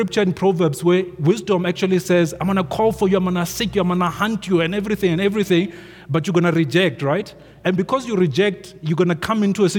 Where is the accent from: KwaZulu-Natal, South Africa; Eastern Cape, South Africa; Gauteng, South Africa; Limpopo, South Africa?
Limpopo, South Africa; Venda; when we were growing up in Venda